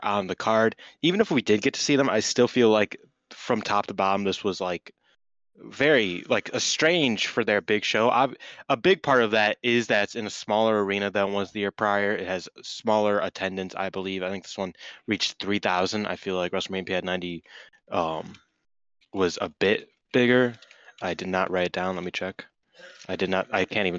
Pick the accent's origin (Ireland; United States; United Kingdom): Ireland; I'm Irish